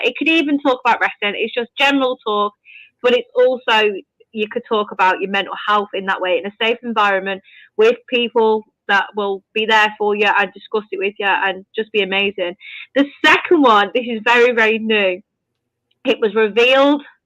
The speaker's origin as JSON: {"language": "English", "country": "United Kingdom", "said": "I'm British"}